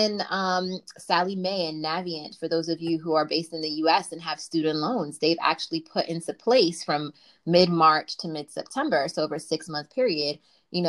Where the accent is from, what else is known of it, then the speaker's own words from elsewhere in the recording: New York City, New York, United States; I'm from Brooklyn, BK for life.